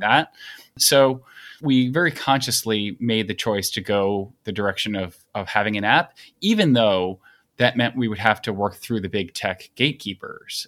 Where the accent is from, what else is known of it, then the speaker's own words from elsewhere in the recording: Long Island, New York, United States; I grew up on Long Island and live in New York City, where I've lived for fifteen and a half years